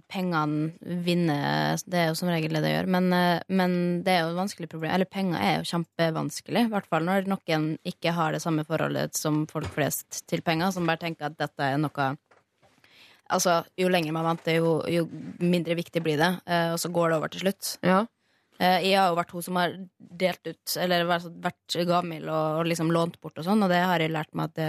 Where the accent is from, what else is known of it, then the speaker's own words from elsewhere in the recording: Molde, Møre og Romsdal, Norway; now in Oslo, Norway; der jeg vokste opp på som moldenser.